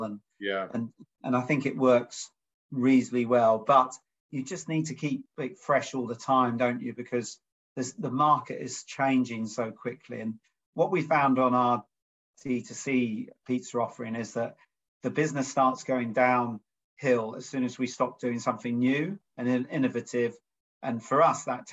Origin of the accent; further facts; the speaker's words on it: Norwich, East of England, United Kingdom; We're both born and bred in Norwich